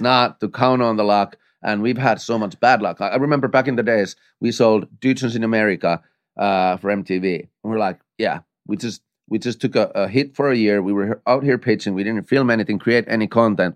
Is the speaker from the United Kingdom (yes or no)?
no; Finland; moved away as an adult; now in United States; I come from Finland